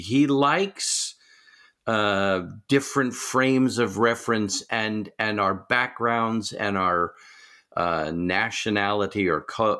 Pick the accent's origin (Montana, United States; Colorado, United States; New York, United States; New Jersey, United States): New York, United States; suburbs of New York City, United States; moved away; I come from a Jewish background, and I'm originally from New York, suburbs of New York City.